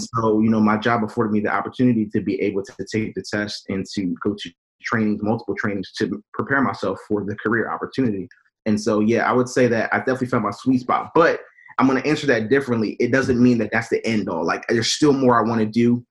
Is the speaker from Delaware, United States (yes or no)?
yes; Wilmington, Delaware, United States; born and raised in Wilmington, Delaware